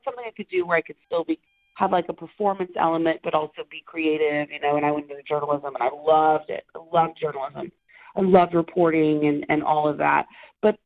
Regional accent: Oklahoma, United States; moved away as an adult; now in Los Angeles, United States; I'm originally from Oklahoma. So I moved to Los Angeles about 12 years ago to pursue a career in acting

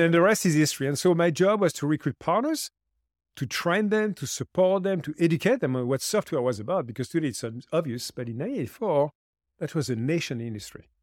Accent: France; I also created a foundation in my home country in France called Lead for Good

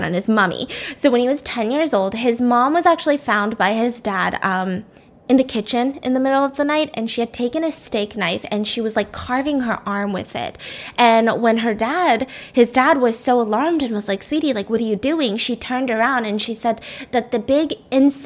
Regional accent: Georgia, United States; born or raised there

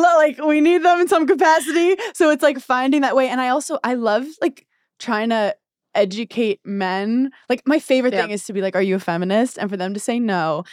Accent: New York, United States; One, I don't have a driver's license because I'm from New York and I'm really bad driving.

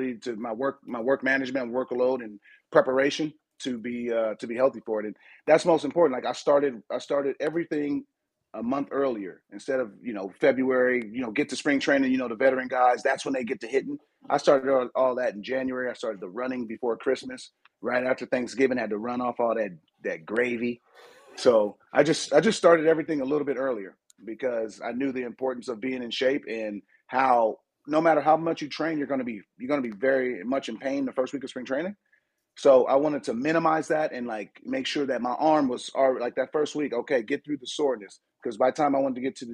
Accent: San Diego, California, United States; I'm from San Diego

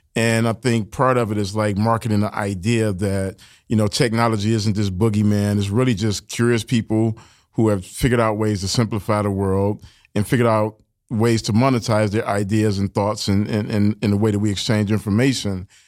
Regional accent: Detroit, Michigan, United States; I grew up in Detroit and, you know, it's a factory town

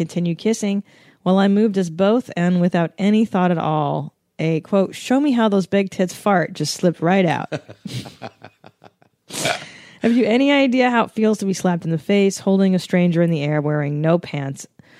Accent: Canada; now in United States; I was born in Canada

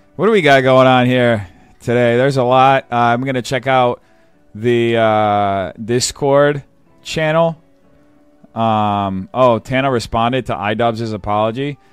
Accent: São Paulo, Brazil; moved away; Sao Paulo Fashion Week is like the New York Fashion Week for my hometown

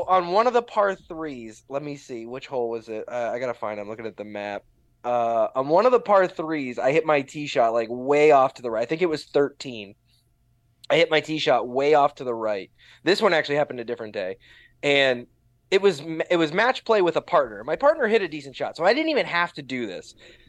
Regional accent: Midwest, United States; I grew up in the Midwest and the North.

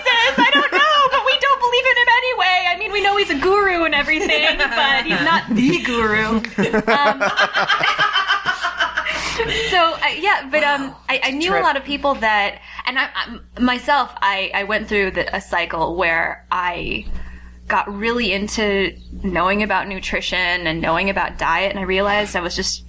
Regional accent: Los Angeles, California, United States; also born or lived in Amherst, Massachusetts; I'm born and raised in Los Angeles

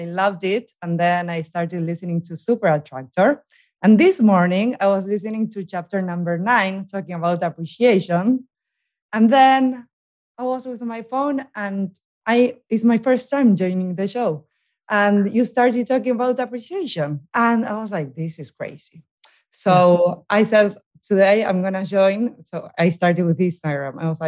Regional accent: Buenos Aires, Argentina; English is a second language; now in New York, United States; I'm from Argentina

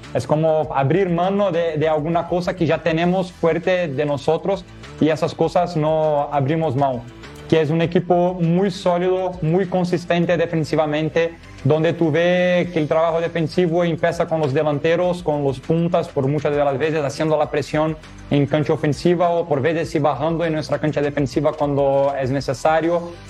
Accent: Rio de Janeiro, Brazil; Spanish is a second language; now in San Luis Potosí, Mexico; yo no soy de Porto Alegre, yo soy de Río de Janeiro, ah, en Brasil.

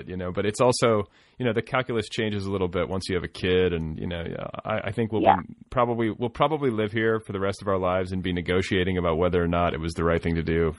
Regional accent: Indiana, United States; also born or lived in Colorado; now in Los Angeles, United States; I'm from small towns. I mean, Christ, I grew up in Indiana

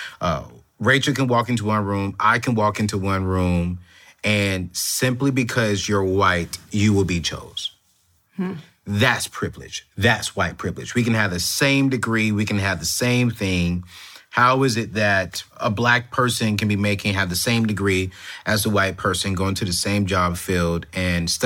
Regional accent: United States; I was born in America, but my family is from Africa

